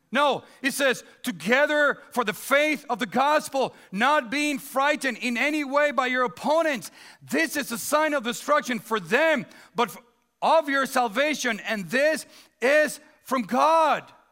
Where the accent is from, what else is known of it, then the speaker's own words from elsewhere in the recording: Dominican Republic; now in United States; born and raised in the Dominican Republic, so I'm a Dominican citizen